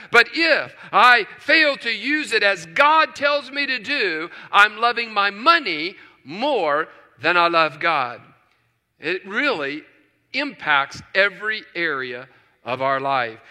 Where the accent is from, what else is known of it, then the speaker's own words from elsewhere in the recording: West Virginia, United States; Growing up in West Virginia